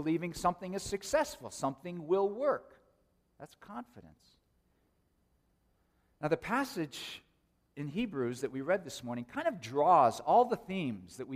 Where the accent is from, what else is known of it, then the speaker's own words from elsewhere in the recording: Oakland, California, United States; When I was a teenager growing up in the Oakland, San Francisco Bay Area